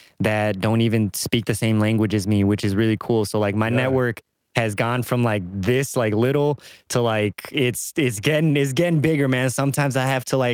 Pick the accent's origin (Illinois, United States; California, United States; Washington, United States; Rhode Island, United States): Illinois, United States; suburb of Chicago; I just say I'm from Chicago because don't nobody know that what the hell suburb I'm in. So I just say I'm from Chicago. You know, they don't care. I've been here my whole life.